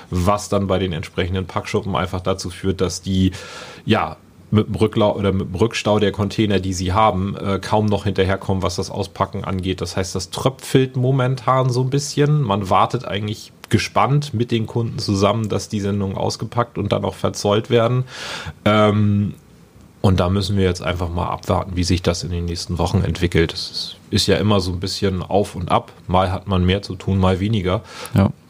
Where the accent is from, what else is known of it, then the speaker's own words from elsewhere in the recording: Lübeck, Schleswig-Holstein, Germany; habe dann meine Ausbildung in meiner Heimatstadt Lübeck gemacht beim großen Industriebetrieb